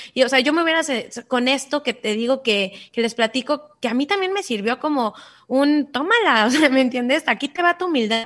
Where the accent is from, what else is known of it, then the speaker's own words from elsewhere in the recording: Cancún, Quintana Roo, Mexico; also born or lived in Mexico City / United States; yo nací en la Ciudad de México, pero crecí en Cancún, me vine muy, muy chiquita